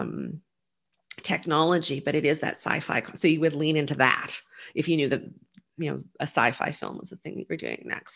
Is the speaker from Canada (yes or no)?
yes; Nova Scotia, Canada; I grew up in Nova Scotia